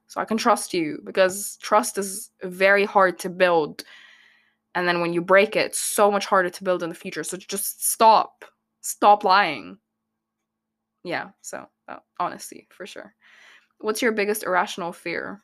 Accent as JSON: {"language": "English", "region": "Abu Dhabi", "country": "United Arab Emirates", "tie": "born or raised there", "said": "I grew up in Abu Dhabi"}